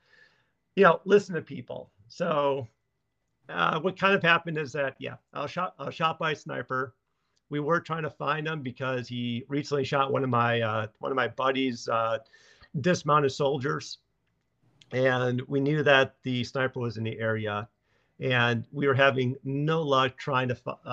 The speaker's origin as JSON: {"language": "English", "town": "Chicago", "region": "Illinois", "country": "United States", "moved": "as an adult", "lives_now": "Lawrence, United States", "said": "Originally, I'm from South Side of Chicago"}